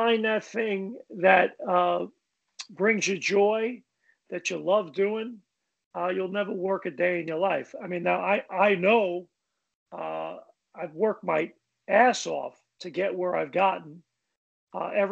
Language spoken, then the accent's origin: English; New York City, New York, United States; moved away; my life growing up in Brooklyn